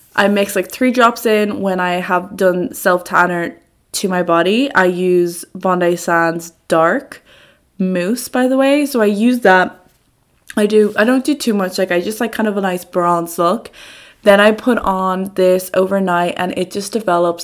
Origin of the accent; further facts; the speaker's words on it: Dublin, Leinster, Ireland; moved away as an adult; now in Amsterdam, Netherlands; I am from Dublin, Ireland. However, I'm currently living and studying in Amsterdam, in the Netherlands, uh, for a year on Erasmus.